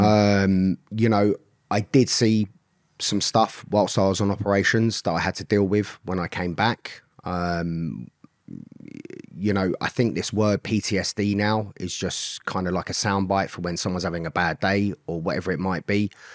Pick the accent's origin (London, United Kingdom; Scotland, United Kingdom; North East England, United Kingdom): London, United Kingdom; I grew up in Swiss Cottage in London. Grew up on a council estate.